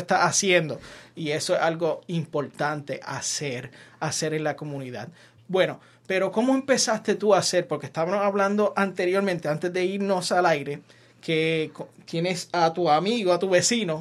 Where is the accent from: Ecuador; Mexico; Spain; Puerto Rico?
Puerto Rico; Yauco; moved away; yo soy jibarito de Yauco también.